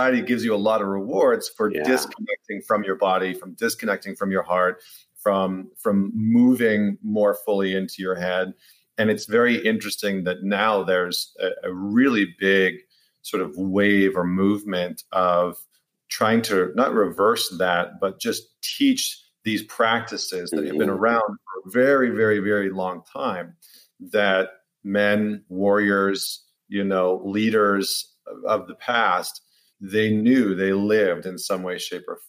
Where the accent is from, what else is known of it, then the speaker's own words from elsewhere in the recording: Alberta, Canada; I grew up in Canada, in Alberta